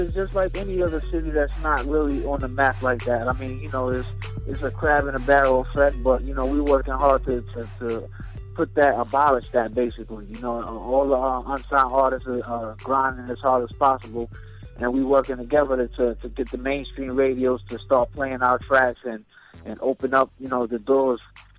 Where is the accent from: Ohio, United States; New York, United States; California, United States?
New York, United States; Brooklyn; now in Boston, United States; I'm from Brooklyn, you know what I mean, by way of Boston. I've been out here in Boston putting in work for years now. So, I represent both cities.